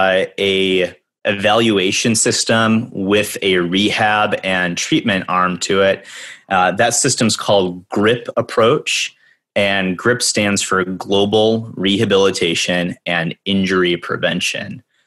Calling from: Evanston, Illinois, United States; I'm calling in from Evanston, Illinois. We're the first town north of Chicago.

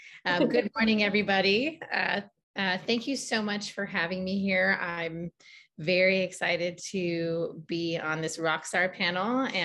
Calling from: San Francisco, California, United States; I'm dialing in from San Francisco, California, occupied Ohlone lands.

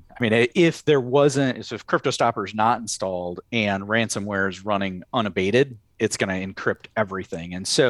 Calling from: Iowa, United States; So I am just north of Iowa City, Iowa.

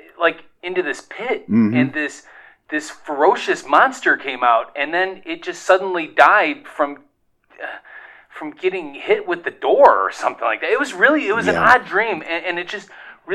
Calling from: Ohio, United States; I'm from Ohio.

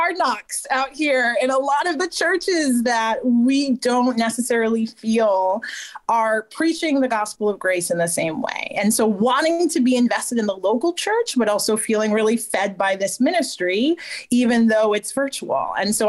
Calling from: New Hampshire, United States; I am coming from New Hampshire. I'm just an hour from Boston.

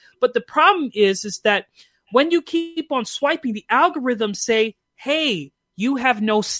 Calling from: Calgary, Alberta, Canada; I'm calling from Canada. Hey. I live in Calgary.

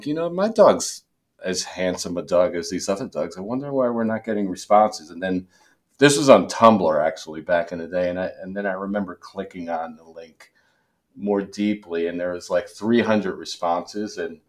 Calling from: New Jersey, United States; I'm calling in from my home in sunny New Jersey.

